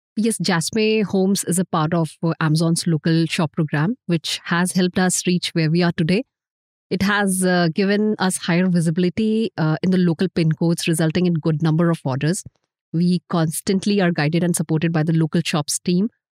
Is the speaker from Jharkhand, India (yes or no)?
yes; Jharkhand, India; moved away; my hometown, Jharkhand